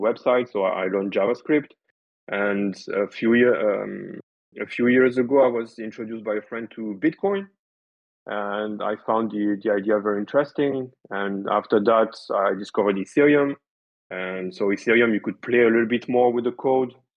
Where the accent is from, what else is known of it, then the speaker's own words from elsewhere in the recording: France; English is a second language; I'm French and my English is not too bad